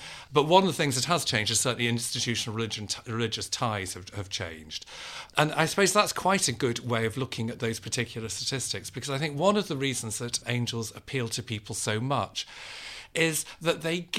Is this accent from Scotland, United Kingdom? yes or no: no; Liverpool, North West England, United Kingdom; One was my own upbringing, in that I was brought up Catholic in Liverpool, which is a very Catholic place.